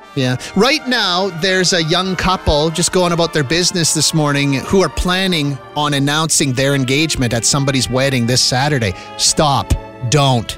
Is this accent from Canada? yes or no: yes; Saskatchewan, Canada; Saskatchewan people, and I'm one of you